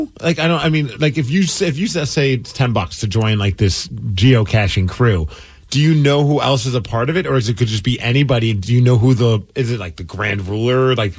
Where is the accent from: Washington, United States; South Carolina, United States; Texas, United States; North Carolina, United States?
Washington, United States; Tukwila; Yeah, I am from Tukwila.